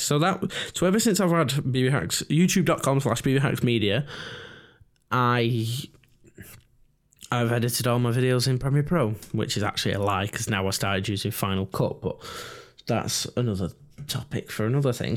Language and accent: English; England, United Kingdom; us English people